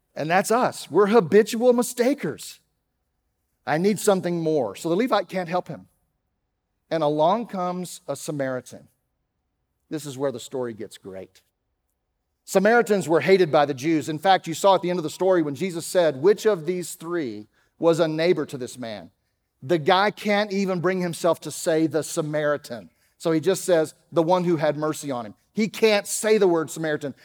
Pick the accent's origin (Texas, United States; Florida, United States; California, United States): Texas, United States; Dallas; accent: Texas; moved away; You can tell I'm not from around here. I grew up in Dallas, and so, uh, sometimes that Texas thing comes out